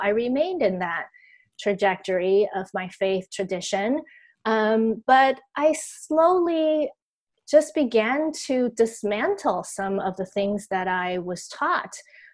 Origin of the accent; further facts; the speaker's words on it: Taiwan; I grew up in Taiwan